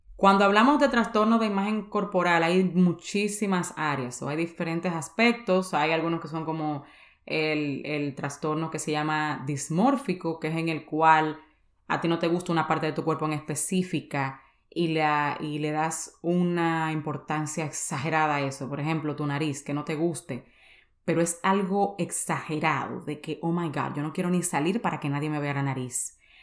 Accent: San Cristóbal, Dominican Republic; yo soy de San Cristóbal, en República Dominicana

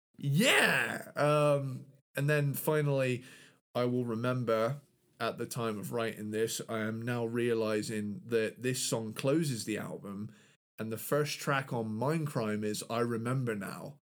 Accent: United Kingdom; London is my home country's capital city

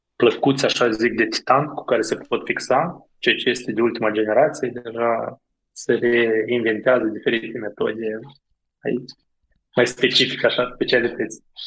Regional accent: Moldova; accent: from beyond the Prut (Moldovan); moved away as an adult; also born or lived in Iași, Romania; now in Romania; accentul meu este un pic mai de peste prut

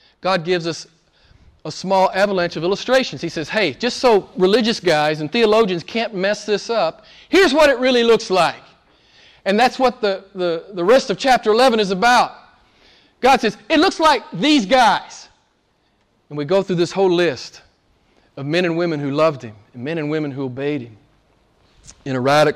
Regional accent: United States; moved away; I'm from the States, I grew up in the States, and went to seminary in the States

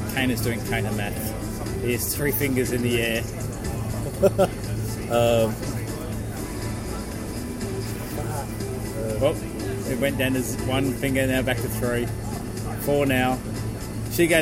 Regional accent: Queensland, Australia; I'm not from Victoria, you know, I mean, I'm from Queensland

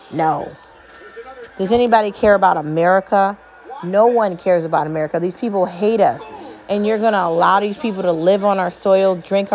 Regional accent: United States; As an American

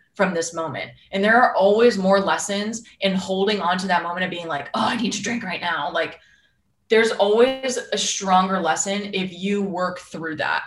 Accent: Boston, Massachusetts, United States; I'm from Boston

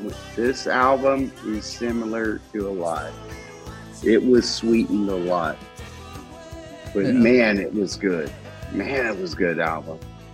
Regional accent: Northeast Ohio, United States; I'm from the Northeast Ohio area.

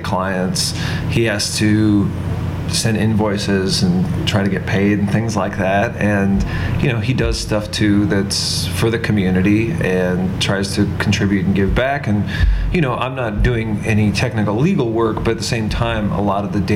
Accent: Dayton, Ohio, United States; I grew up in Dayton, Ohio.

